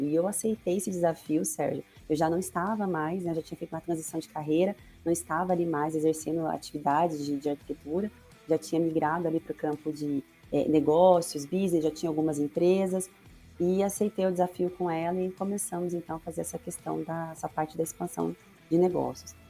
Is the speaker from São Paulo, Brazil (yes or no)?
no; Maringá, Paraná, Brazil; moved away as an adult; now in Foz do Iguaçu, Brazil; eu sou nascida em Maringá, é, me formei lá também, minha família, me casei, filhos, tudo por lá